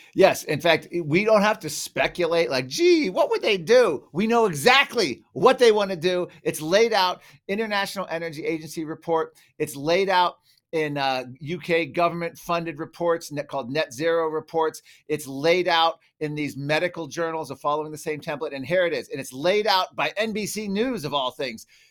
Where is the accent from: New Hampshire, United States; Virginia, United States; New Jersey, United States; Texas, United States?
Virginia, United States; I grew up in Virginia